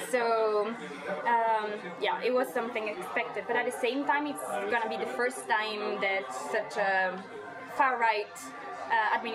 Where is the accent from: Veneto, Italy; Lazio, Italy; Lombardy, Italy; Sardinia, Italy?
Lombardy, Italy; Milan; moved away as an adult; also born or lived in Venice / Trento / Glasgow; Okay, so I'm from Italy, uh, from Milan, but then um, five years ago I moved to Venice for studying my bachelor, and I love more Venice than Milan to be honest.